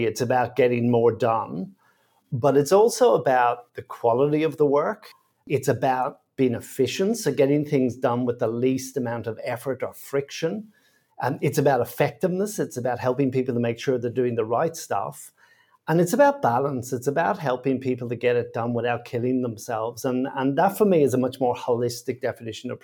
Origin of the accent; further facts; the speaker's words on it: Dublin, Leinster, Ireland; now in Sydney, Australia; I grew up in Dublin in Ireland